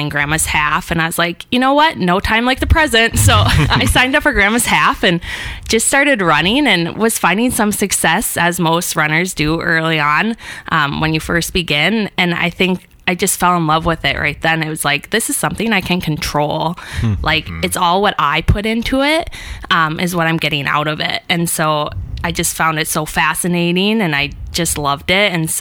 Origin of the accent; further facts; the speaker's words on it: Duluth, Minnesota, United States; born and raised in Duluth